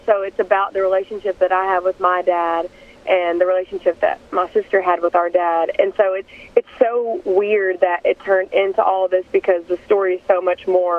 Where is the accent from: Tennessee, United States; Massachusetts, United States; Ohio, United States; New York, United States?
Tennessee, United States; East; we're both from East Tennessee